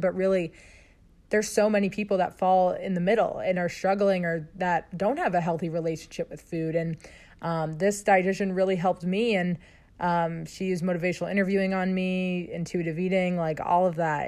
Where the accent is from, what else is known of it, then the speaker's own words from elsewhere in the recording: Sharon, Massachusetts, United States; I grew up outside of Boston in Sharon, Mass